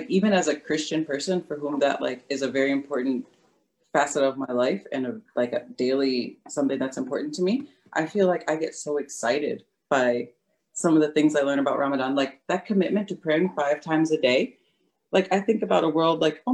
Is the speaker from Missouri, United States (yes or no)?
yes; St. Louis, Missouri, United States; now in Detroit, United States; my hometown, which is not in Michigan